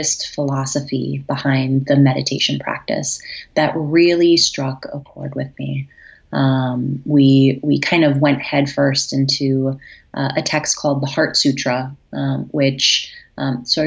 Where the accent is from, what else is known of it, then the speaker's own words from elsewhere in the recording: Stevens Point, Wisconsin, United States; moved away as an adult; now in New York, United States; I'm originally from Wisconsin, born and raised in the Midwest, moved to New York when I was about 20.